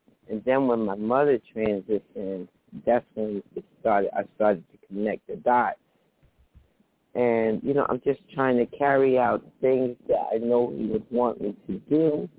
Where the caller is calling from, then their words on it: New Jersey, United States; I'm calling from New Jersey.